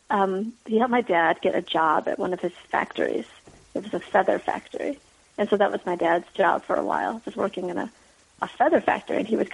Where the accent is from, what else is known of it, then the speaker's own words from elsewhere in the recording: Michigan, United States; moved away as an adult; also born or lived in Saigon, Vietnam; now in San Francisco Bay Area, United States; And we landed in a refugee camp in Arkansas, and from there were resettled in Michigan. So that's where I grew up and, you know, always was American and always felt American and always spoke English.